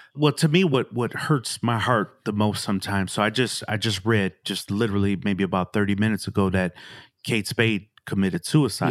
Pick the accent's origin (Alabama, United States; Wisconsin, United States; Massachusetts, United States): Wisconsin, United States; Milwaukee; came up in Milwaukee